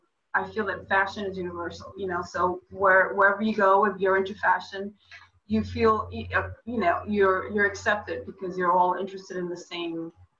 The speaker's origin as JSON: {"language": "English", "region": "New York", "country": "United States", "said": "Yeah, well, I'm a New Yorker, so I know."}